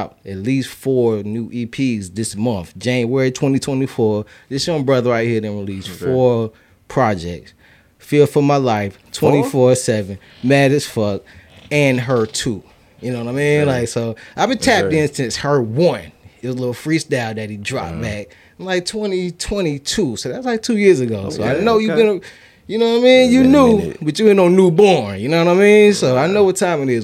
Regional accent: Bishopville, South Carolina, United States; I'm from Bishopville

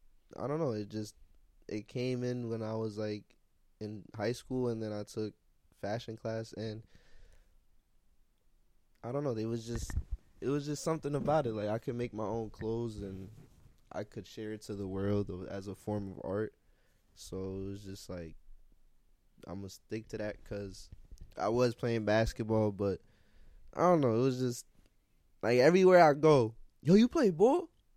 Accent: Yonkers, New York, United States; also born or lived in Manhattan; I'm not from Manhattan. I was born in Manhattan, but I'm from Yonkers.

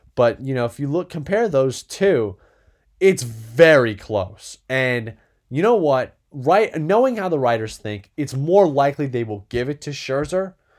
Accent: Greenwich, Connecticut, United States; I grew up in Greenwich

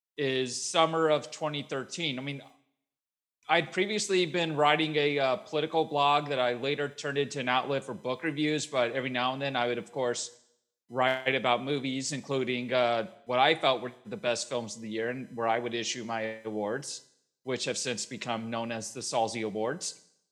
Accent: Louisville, Kentucky, United States; I grew up in Louisville, Kentucky.

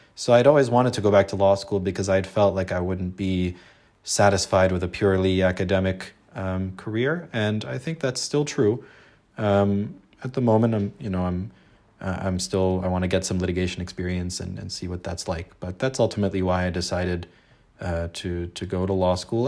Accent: Los Angeles, California, United States; I was born in Los Angeles to, uh, an Egyptian Muslim family and, you know, grew up, um, very much close to my Muslim community here in L

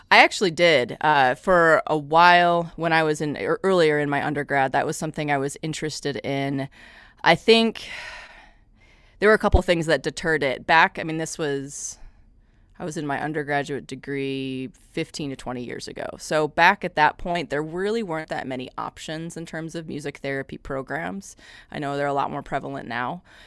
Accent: Midwest, United States; moved away as an adult; also born or lived in Madison, Wisconsin; now in Johnson City, United States; I'm originally from the Midwest

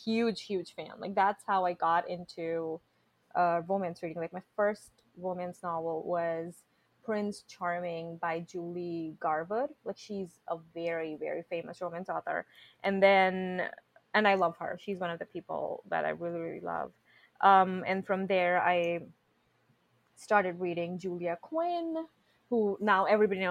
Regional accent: India; moved away; I grew up in India, okay? We are a very conservative country.

